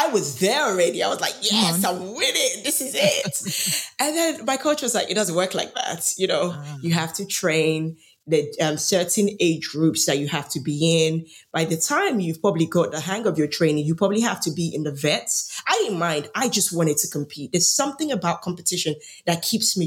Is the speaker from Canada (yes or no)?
no; Nigeria; moved away; I grew up in Nigeria